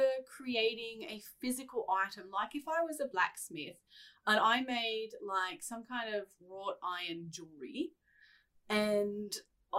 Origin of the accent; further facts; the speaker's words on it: Australia; as an Australian